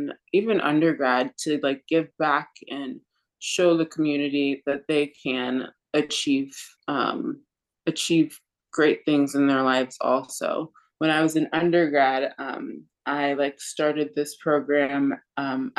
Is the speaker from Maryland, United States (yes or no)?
no; Orlando, Florida, United States; moved away as an adult; So I was originally born in Orlando, Florida. I grew up there. I spent pretty much my whole life there before I went to undergrad.